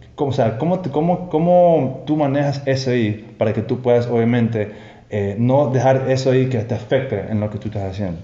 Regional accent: Toronto, Ontario, Canada; moved away as an adult; now in Ecuador; yo obviamente soy de Toronto, Canadá.

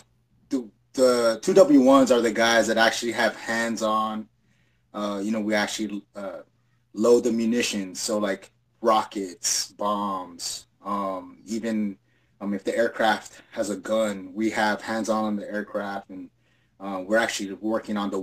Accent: Hawaii, United States; moved away as an adult; I'm an island boy, so, I come from Hawaii.

